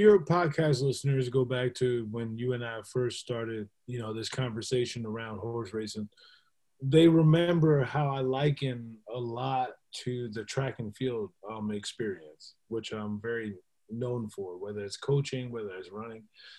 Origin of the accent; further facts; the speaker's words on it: Baltimore, Maryland, United States; now in Atlanta, United States; Baltimore. I'm born and raised in Baltimore. I know I rep the A right now, y'all